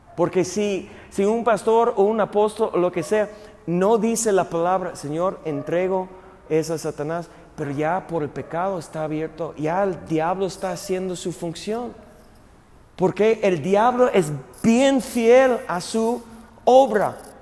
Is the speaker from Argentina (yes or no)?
no; United States; moved away; mi país